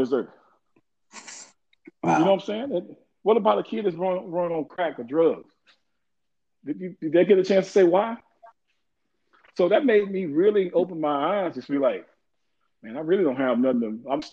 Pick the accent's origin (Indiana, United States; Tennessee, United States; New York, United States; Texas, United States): Texas, United States; Waco; I'm from Waco, Texas